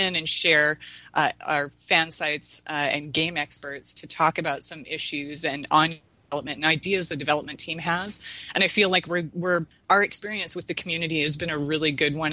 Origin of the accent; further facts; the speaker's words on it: Canada; now in United States; West Coast Canadian. I'm actually American now, but I'm dual citizen